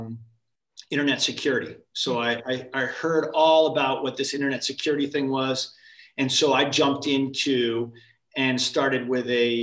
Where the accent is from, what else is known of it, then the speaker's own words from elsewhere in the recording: Connecticut, United States; moved away as an adult; also born or lived in Massachusetts; I grew up in Connecticut.